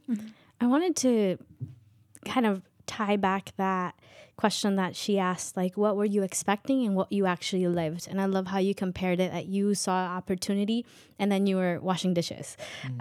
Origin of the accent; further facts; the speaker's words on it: Chivarreto, Totonicapán, Guatemala; first language K'iche'; English is a second language; now in United States; I speak a native language um, from Guatemala, Quiche